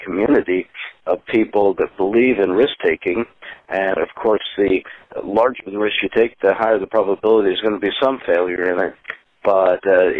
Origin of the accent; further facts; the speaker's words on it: Spokane, Washington, United States; now in San Francisco Bay Area, United States; I was originally from Spokane, Washington, but I found a sinecure here of people that share that philosophy.